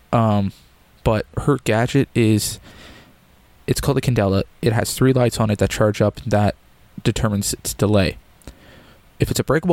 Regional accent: Canada; as a Canadian

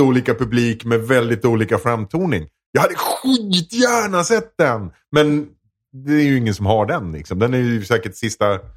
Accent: Edsbyn, Gävleborg County, Sweden; jag är uppväxt i Edsbyn

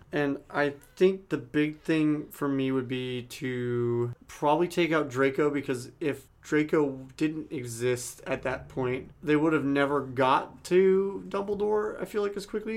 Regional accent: San Diego, California, United States; growing up in San Diego, obviously, the, the home of Doctor Seuss

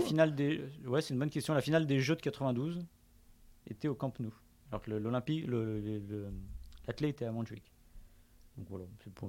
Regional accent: Hauts-de-Seine, Île-de-France, France; je suis pas parisien, je suis né dans les Hauts-de-Seine, je suis francilien

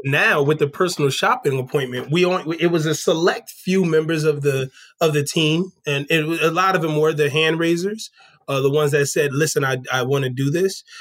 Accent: New Jersey, United States; moved away as an adult; also born or lived in Washington, D.C. area; I'm originally from New Jersey

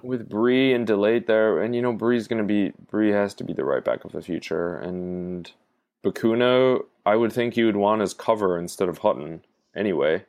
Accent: United States; I'm American

